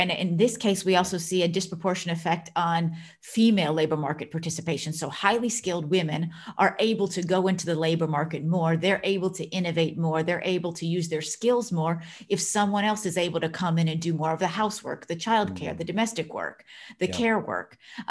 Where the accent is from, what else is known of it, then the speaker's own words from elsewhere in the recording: United States; moved away as an adult; now in Netherlands; So I myself am an immigrant in the Netherlands. So I'm originally from the United States. I've been living and working in the Netherlands for quite a long time.